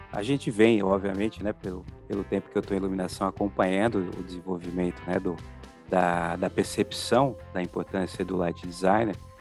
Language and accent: Portuguese; Paulista, São Paulo, Brazil; eu como paulista